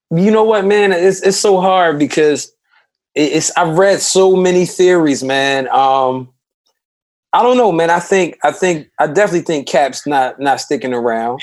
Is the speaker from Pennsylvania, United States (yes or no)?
yes; Philadelphia, Pennsylvania, United States; my section in North Philly was one of the toughest parts of the city